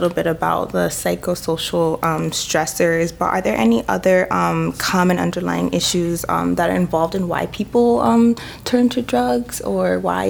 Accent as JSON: {"language": "English", "town": "New York City", "region": "New York", "country": "United States", "said": "I'm from the Bronx"}